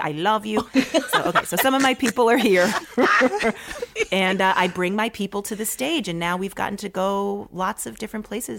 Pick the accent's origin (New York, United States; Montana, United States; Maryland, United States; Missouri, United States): Maryland, United States; born there; I didn't grow up there, but my family, I was born in Maryland